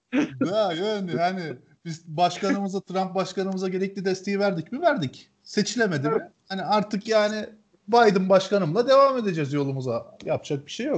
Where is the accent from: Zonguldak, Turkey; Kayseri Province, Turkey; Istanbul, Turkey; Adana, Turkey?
Adana, Turkey; Ceyhan; moved away; Ceyhan'da büyüdüm ben bir hayatımın bir döneminde